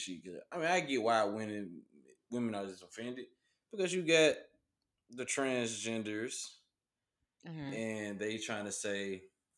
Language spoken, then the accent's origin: English; Memphis, Tennessee, United States; I'm from Memphis, so everybody's a bruh, a man